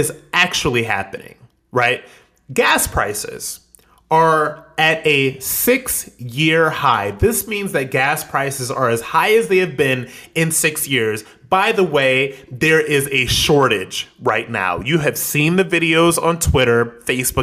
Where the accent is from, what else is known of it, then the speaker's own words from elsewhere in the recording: United States; as an American